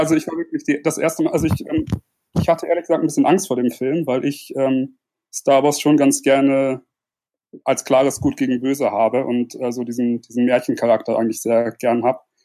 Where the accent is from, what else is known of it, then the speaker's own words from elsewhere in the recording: Germany; komme aus der Nähe von Bremen.